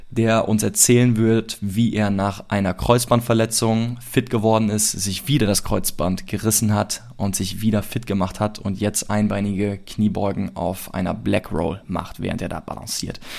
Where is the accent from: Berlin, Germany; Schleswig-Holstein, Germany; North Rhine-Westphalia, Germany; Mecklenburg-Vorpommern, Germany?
North Rhine-Westphalia, Germany; Cologne; ich komme aus Köln